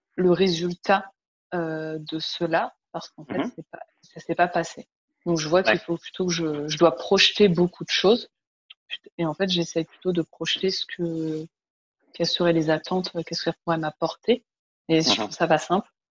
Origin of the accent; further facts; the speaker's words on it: France; moved away as an adult; now in Montreal, Canada; je suis une Française de 32 ans, ici à Montréal depuis 9 mois